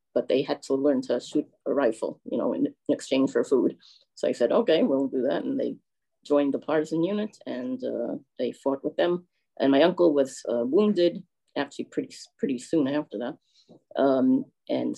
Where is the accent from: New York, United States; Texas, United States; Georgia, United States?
New York, United States; we are originally from New York, first the Bronx and then Manhattan